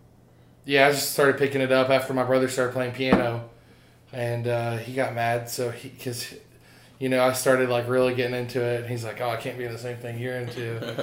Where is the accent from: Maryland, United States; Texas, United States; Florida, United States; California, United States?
Florida, United States; Molino; Yeah, I'm from Molino